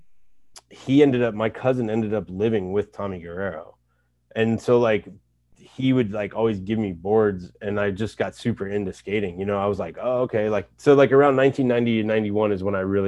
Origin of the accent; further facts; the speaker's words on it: San Francisco, California, United States; also born or lived in New York; I grew up near Wallenberg High School